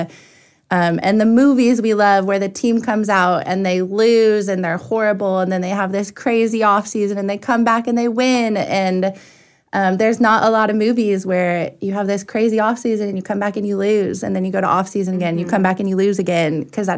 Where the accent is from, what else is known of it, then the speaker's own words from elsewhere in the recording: Arizona, United States; I grew up in Arizona